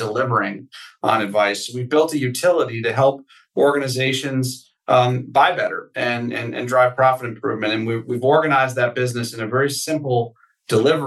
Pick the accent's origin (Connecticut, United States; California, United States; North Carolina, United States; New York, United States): Connecticut, United States; I grew up in Connecticut